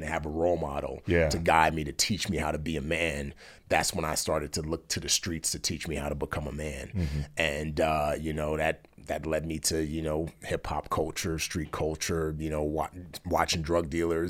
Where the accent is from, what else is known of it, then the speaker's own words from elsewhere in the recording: Nigeria; born there; Yeah, I was actually born in Nigeria, and I was born into a super wealthy family.